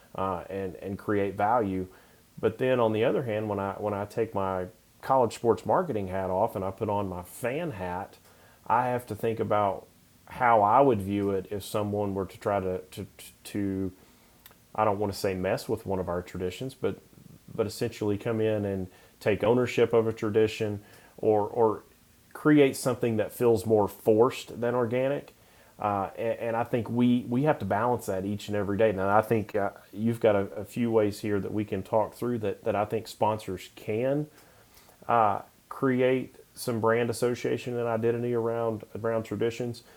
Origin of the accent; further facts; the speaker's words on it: Knoxville, Tennessee, United States; I grew up in Knoxville